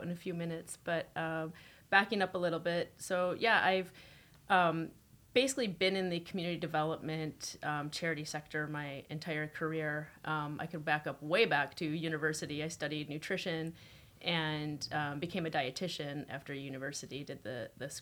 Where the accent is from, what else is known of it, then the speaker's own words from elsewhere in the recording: United States; now in Toronto, Canada; I grew up in the States, middle income, upper income, suburb.